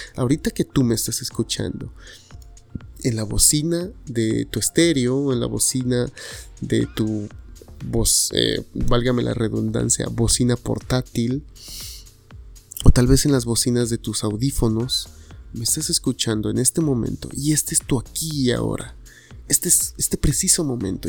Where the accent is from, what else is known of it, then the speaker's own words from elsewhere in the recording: Tuxtepec, Oaxaca, Mexico; now in Guadalajara, Mexico; soy de Oaxaca